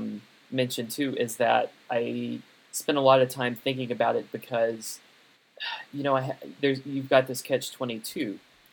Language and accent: English; United States; I'm an American composer